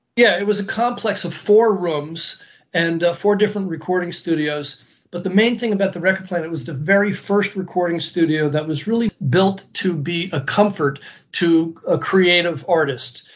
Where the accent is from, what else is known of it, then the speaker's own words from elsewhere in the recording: United States; I was American, you know, I was a re- real American to them.